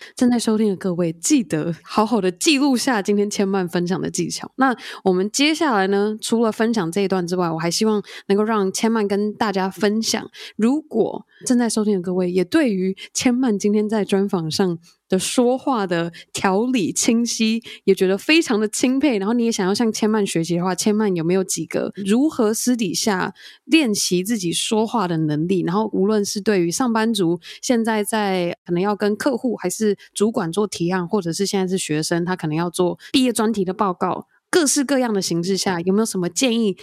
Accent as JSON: {"language": "Chinese", "country": "Taiwan", "said": "他跟一个台湾人在一起，台湾人第一语言不是英文嘛"}